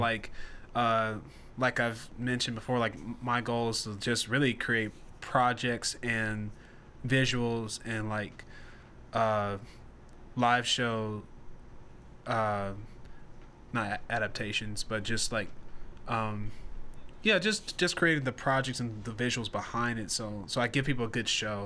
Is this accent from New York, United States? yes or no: no; Nashville, Tennessee, United States; now in Charlotte, United States; We're based in Charlotte, North Carolina, and I'm originally from Nashville, Tennessee